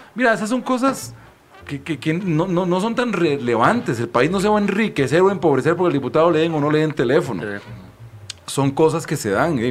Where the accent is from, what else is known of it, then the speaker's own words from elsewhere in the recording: Costa Rica; yo soy costarricense